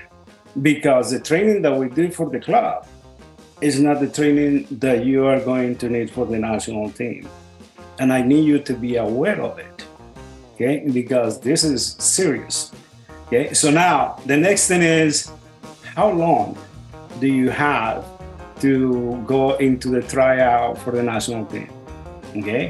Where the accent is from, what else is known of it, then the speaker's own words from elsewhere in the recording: Colombia; moved away; I'm from originally from Colombia